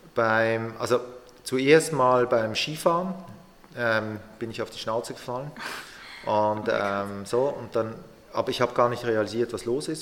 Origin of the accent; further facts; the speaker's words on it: Basel, Basel-Stadt, Switzerland; moved away as an adult; ich bin aus Basel weg, ich bin da aufgewachsen, habe die Ausbildung gemacht